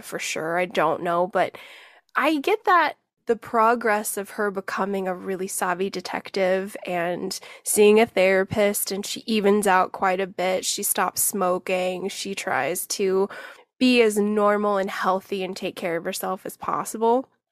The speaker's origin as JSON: {"language": "English", "town": "Albuquerque", "region": "New Mexico", "country": "United States", "tie": "born or raised there", "said": "I was born in Albuquerque. That's where I'm from"}